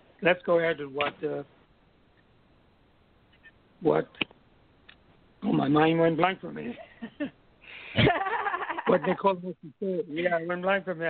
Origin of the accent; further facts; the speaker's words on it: U.S. Virgin Islands; moved away as an adult; also born or lived in California / New Orleans; I grew up in the Virgin Islands